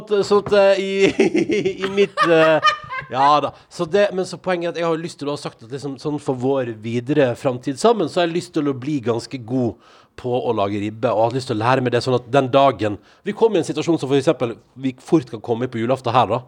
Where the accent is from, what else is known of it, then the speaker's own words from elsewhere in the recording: Western Norway, Norway; jeg kommer jo fra pinnekjøttland